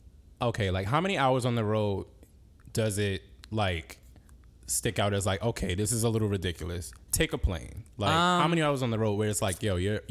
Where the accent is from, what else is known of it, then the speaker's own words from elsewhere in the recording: New York City, New York, United States; I'm from Brooklyn.